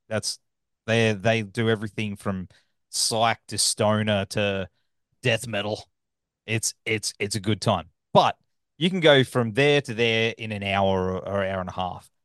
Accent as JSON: {"language": "English", "country": "Australia", "accent": "Australian", "said": "my backwards australian accent"}